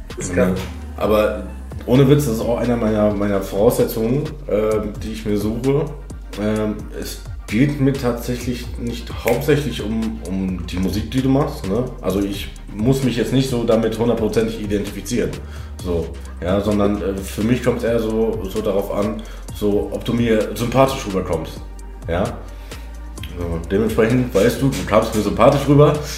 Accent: Hagen, North Rhine-Westphalia, Germany; ich komme gebürtig halt aus Hagen

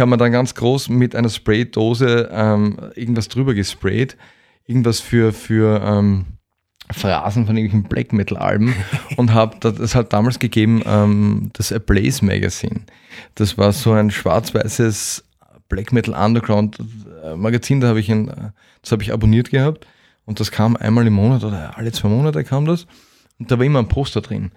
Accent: Vienna, Austria; als Wiener in Wien

